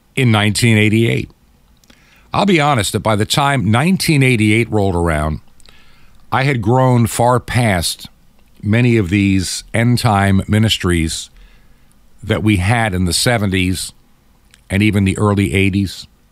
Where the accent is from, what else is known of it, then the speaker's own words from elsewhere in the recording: United States; I'm enough in my Americanism, being an American